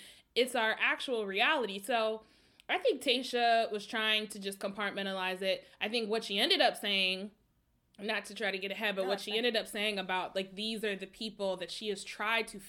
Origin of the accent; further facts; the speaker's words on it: Minneapolis, Minnesota, United States; I'm from Minneapolis. The neighborhood where George Floyd was murdered is literally where I grew up